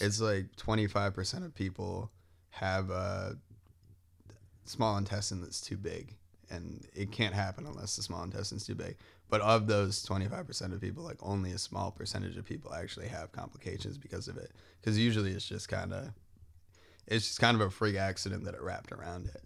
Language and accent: English; Wilbraham, Massachusetts, United States; I'm from, um, Western Massachusetts, so a town called Wilbraham.